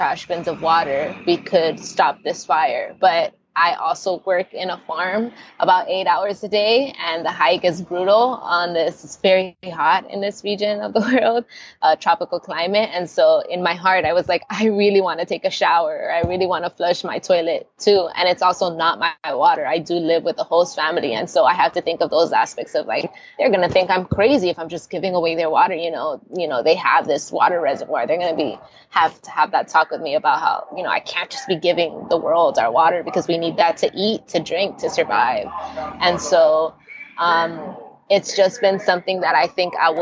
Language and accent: English; Miami, Florida, United States; first language Spanish; English is a second language; moved away as an adult; now in Colombia; I am from Miami, so it is a pretty major city